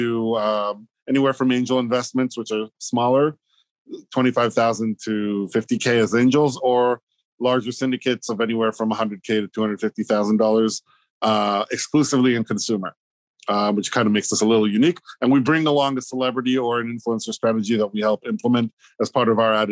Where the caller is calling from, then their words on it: Hoboken, New Jersey, United States; I'm at home, Hoboken, New Jersey.